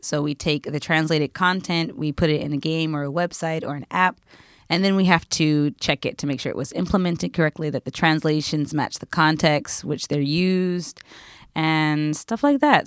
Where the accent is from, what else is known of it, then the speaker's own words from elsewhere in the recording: United States; now in Japan; I'm American